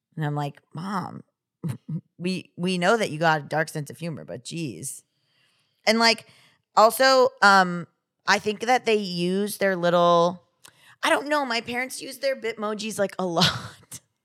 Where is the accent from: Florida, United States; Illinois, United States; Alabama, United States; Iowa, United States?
Florida, United States; I said I was from Florida